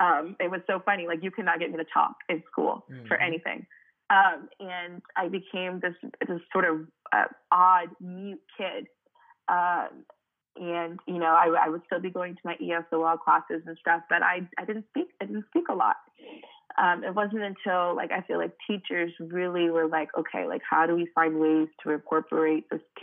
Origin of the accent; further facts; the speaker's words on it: Cameroon; And even for me, growing up in Cameroon, I didn't really know what that meant because South Africa, is not super close to Cameroon